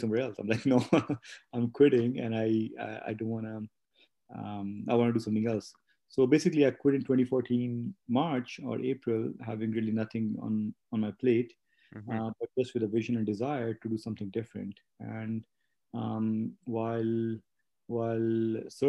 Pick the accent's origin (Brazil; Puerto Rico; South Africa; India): India; Delhi; moved away as an adult; also born or lived in Montreal, Canada; now in Calgary, Canada; I was born and raised in India, in Delhi, in India.